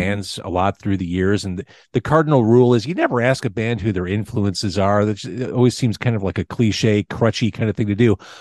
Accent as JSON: {"language": "English", "region": "Illinois", "country": "United States", "tie": "born or raised there", "said": "growing up in Illinois"}